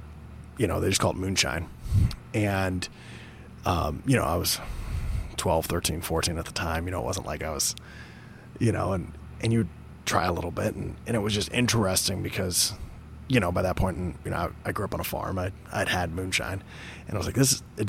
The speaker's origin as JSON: {"language": "English", "region": "Northern Oregon", "country": "United States", "tie": "born or raised there", "said": "I grew up in Northern Oregon, where some of my family had settled as well."}